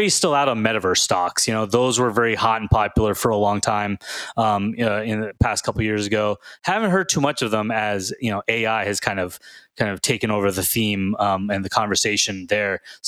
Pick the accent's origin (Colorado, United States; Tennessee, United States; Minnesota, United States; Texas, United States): Texas, United States; Houston; when I was growing up in Houston